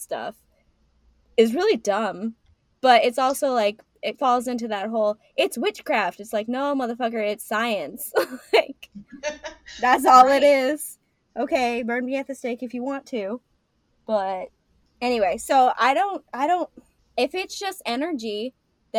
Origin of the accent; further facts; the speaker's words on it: Kentucky, United States; accent: Kentucky; also born or lived in Michigan; after I get off the phone with my mama, I end up speaking very, very, very with my Kentucky accent. As opposed to like when I speak to my northern cousins